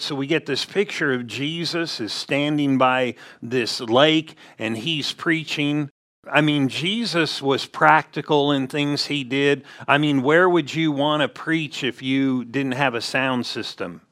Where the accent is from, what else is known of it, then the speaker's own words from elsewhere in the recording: Southern California, United States; growing up in Southern California